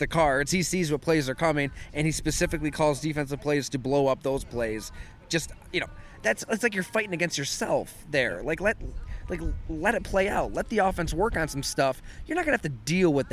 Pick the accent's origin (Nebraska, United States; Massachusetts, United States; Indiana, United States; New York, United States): New York, United States; Western; growing up in Western New York